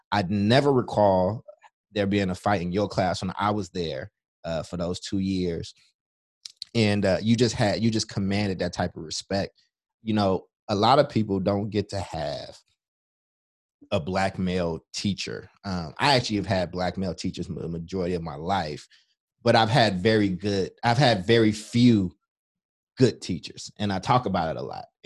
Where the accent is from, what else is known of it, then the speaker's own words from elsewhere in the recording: Chicago, Illinois, United States; born there; also born or lived in Kentucky; I was born in Chicago, lived in Kentucky